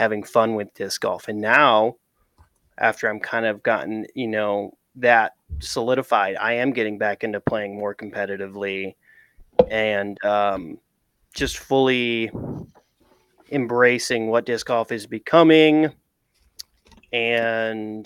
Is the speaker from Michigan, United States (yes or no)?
yes; Grand Rapids, Michigan, United States; moved away as an adult; now in St. Louis, United States; came to Grand Rapids, my hometown.